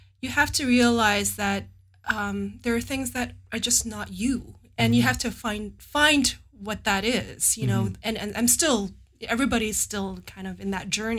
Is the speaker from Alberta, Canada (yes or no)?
yes; Edmonton, Alberta, Canada; moved away as an adult; now in San Jose, United States; I'm from Edmonton